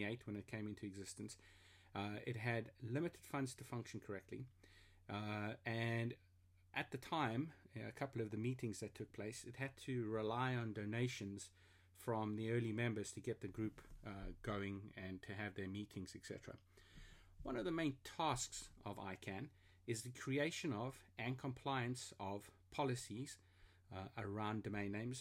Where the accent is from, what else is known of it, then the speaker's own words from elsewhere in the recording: South Africa; also born or lived in Germany (heritage); now in London, United Kingdom; I'm a South African living in London of German heritage